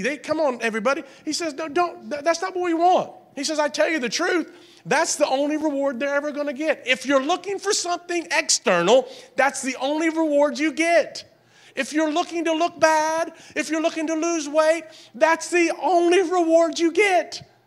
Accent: the South, United States; I grew up in the South

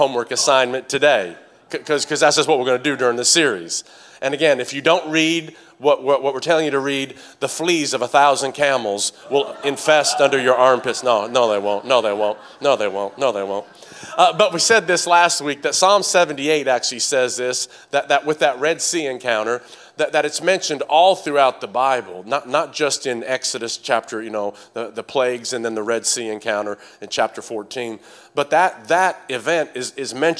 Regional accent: Tennessee, United States; accent: southern twang; In Tennessee

